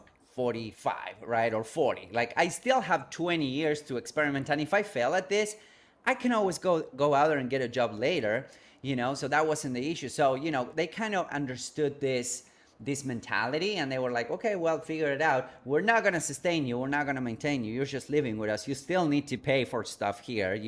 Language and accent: English; Argentina; moved away; I grew up in a third world country. I'm originally from Argentina, from South America